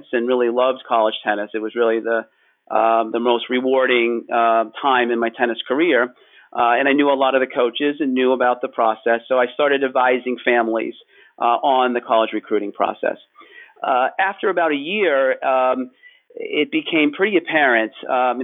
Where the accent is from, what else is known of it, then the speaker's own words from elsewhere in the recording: Pittsburgh, Pennsylvania, United States; I grew up in Pittsburgh, Pennsylvania